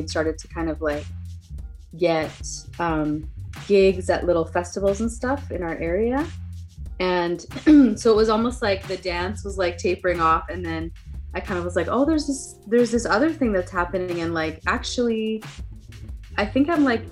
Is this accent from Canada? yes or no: yes; west coast of Canada, Canada; also born or lived in Southern California; now in California, United States; right now I live in Southern California with my husband and family, but I'm originally from Canada, so I'm from like the west coast of Canada.